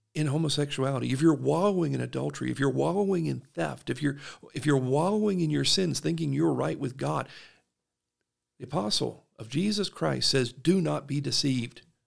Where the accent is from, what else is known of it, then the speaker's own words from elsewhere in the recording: South Georgia, United States; now in Utah, United States; I'm from South Georgia